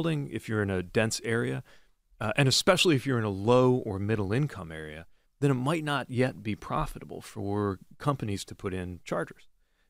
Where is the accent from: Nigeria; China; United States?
United States; Indiana; I'm literally from Indiana, and I'm literally a dad. We're Midwestern dads.